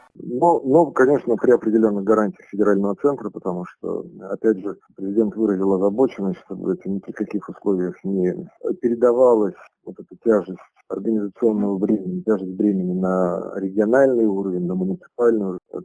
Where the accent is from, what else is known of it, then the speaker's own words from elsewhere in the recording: Kemerovo, Kemerovo Oblast, Russia; коренному киноровчанину